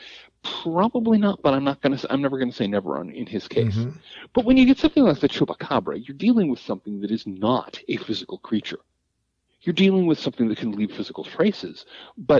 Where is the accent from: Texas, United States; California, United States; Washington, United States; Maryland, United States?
Washington, United States; Seattle; growing up in the South Seattle suburbs